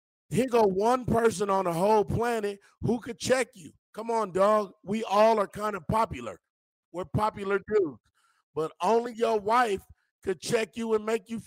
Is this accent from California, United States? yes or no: yes; California, United States; I'm from California